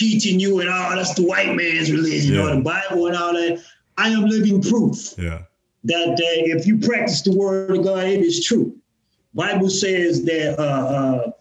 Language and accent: English; Houston, Texas, United States; also born or lived in Arlington, Texas; I'm a Houstonian. I was born in Arlington, Texas, but I don't remember nothing but Houston, man. Grew up in Trinity Garden, which is one of the roughest neighborhoods in Houston